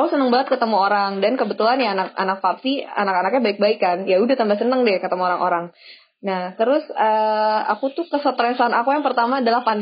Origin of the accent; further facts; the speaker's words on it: Aceh, Indonesia; born there; aku sebenarnya bukan orang Aceh ya, aku cuma numpang lahir doang.